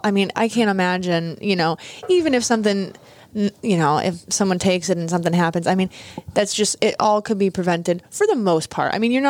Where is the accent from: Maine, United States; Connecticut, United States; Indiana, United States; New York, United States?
Connecticut, United States; also born or lived in California; now in Inverness, Florida, United States; I grew up in Connecticut.